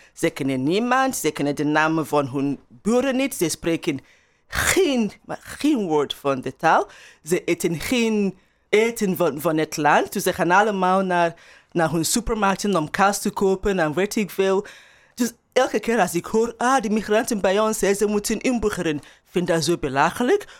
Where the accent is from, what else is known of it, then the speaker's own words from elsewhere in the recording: Nigeria; Dutch is a second language; also born or lived in Turnhout, Belgium; now in Atlanta, United States; mijn eigen ervaring als, als Nigeriaans.